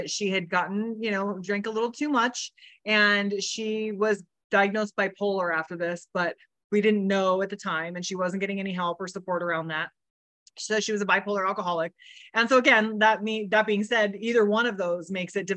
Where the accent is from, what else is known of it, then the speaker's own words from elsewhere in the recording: Riverside, California, United States; was born in Riverside, California, on a ranch with horses, with both of my parents.